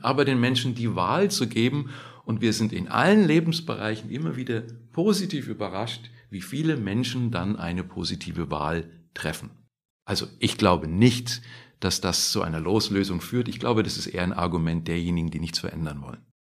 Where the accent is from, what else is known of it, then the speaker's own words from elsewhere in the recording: Germany; wir als Deutsche